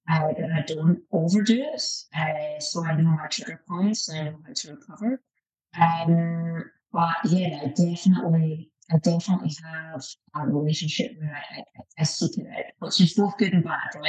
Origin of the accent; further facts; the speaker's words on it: Scotland, United Kingdom; the Calvinistic aspect uh, of my DNA being Scottish.